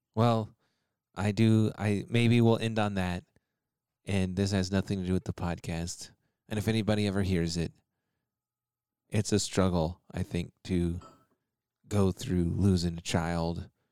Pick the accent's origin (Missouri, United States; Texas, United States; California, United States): Texas, United States; I grew up in Texas